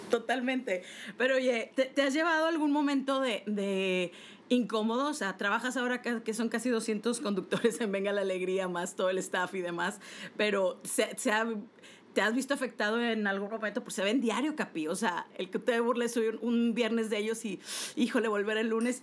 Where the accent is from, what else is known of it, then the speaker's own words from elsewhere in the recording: Monterrey, Nuevo León, Mexico; yo que soy de Monterrey